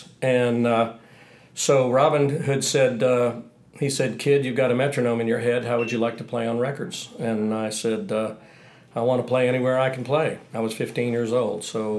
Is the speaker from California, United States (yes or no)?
no; Troup, Texas, United States; moved away; also born or lived in Los Angeles; Actually, in East Texas. I'm from East Texas, a little town, Troop, Texas, outside of Tyler, Texas, which is outside of Dallas.